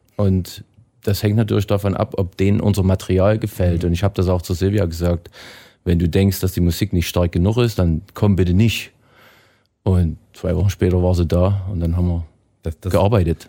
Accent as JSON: {"language": "German", "area": "Erzgebirge", "region": "Saxony", "country": "Germany", "tie": "born or raised there", "moved": "as an adult", "lives_now": "Canada", "said": "wir waren 300 Meter unter meiner Heimatstadt"}